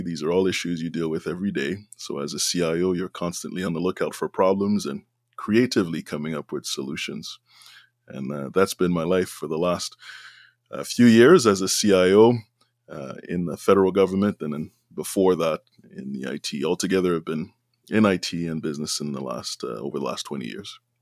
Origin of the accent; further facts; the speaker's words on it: Montreal, Quebec, Canada; now in Ottawa, Canada; I was born and raised in Montreal, which is in Quebec, a francophone community